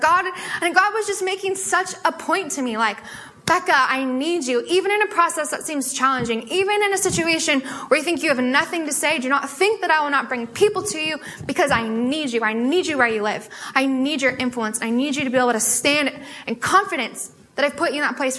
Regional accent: Sammamish, Washington, United States; I'm from Sammamish, so I didn't have to go very far

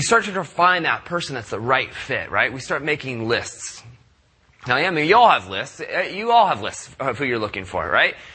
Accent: San Diego, California, United States; I grew up in Southern California. I'm a product of Southern California. So when I grew up down in San Diego

